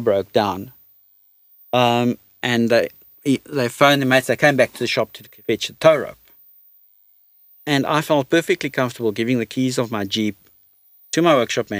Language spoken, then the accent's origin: English; South Africa; we're South African